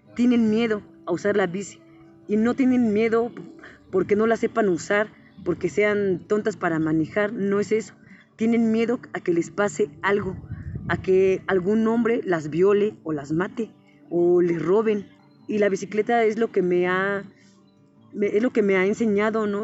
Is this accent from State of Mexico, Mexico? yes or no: yes; Temoaya, State of Mexico, Mexico; moved away; also born or lived in San Pablo; soy originaria de Temuaya